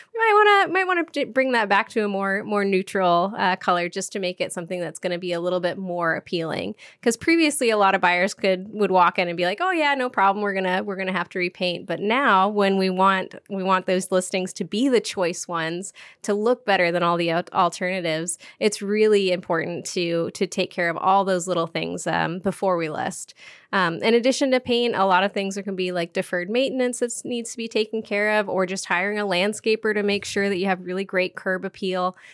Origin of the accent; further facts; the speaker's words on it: Duvall, Washington, United States; now in Bellingham, United States; I grew up in Duval, Washington